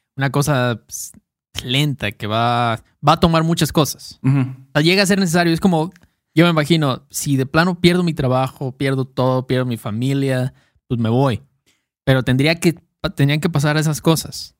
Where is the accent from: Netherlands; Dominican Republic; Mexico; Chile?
Mexico; soy mexicano